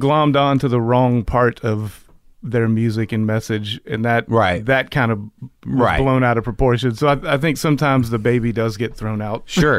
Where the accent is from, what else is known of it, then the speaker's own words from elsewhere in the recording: Jacksonville, Florida, United States; Jacksonville, Florida.